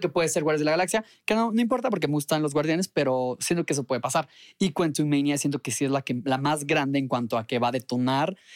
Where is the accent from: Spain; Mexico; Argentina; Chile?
Mexico; soy de México.